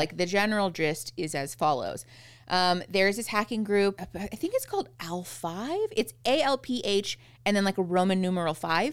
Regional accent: Phoenix, Arizona, United States; moved away as an adult; now in Tucson, United States; Erin and I grew up in Phoenix

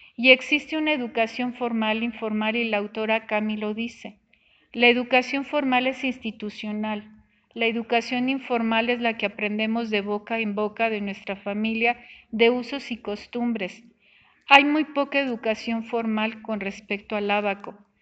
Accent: Mexico; somos mexicanos

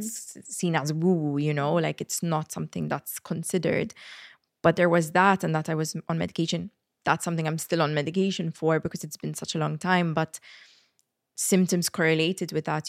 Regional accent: Malta; moved away as an adult; when I moved away from Malta

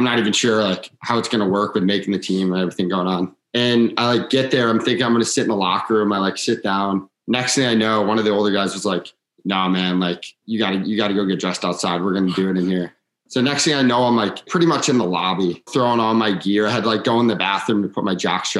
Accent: St. Louis, Missouri, United States; moved away as an adult; I'm from St. Louis, Missouri, and I grew up playing there.

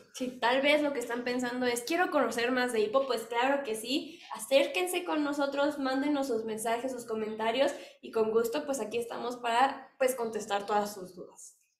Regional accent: Mexico; somos mexicanos

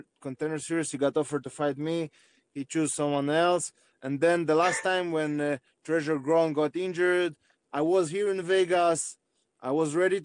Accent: Arad, Southern District, Israel; I was born in Israel. I was raised in Israel

